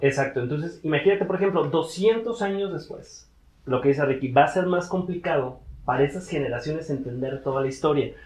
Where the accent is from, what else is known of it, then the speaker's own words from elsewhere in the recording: Mexico; yo soy un mexicano